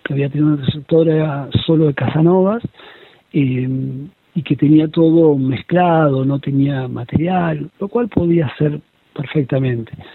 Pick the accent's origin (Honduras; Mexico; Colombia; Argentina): Argentina; La Plata, Buenos Aires Province; yo soy eh, de La Plata, soy investigador del CONICET